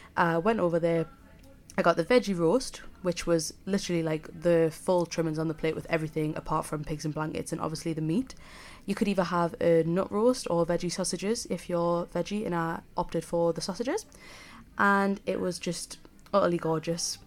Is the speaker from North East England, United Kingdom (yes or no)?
yes; South Shields, North East England, United Kingdom; accent: Geordie; moved away as an adult; now in Leeds, United Kingdom; I'm a Geordie, if you can't already tell. I'm from Sunny South Shields, So I suppose I'm technically a sand dancer